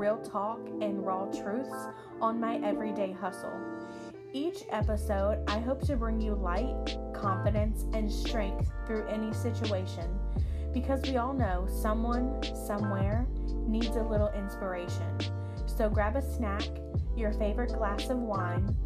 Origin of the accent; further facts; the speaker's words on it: Marion, North Carolina, United States; moved away as an adult; now in Pennsylvania, United States; I'm from a small town in North Carolina called Marion. I moved to Pennsylvania about 5 years ago. And you guys, I never thought I would have left my hometown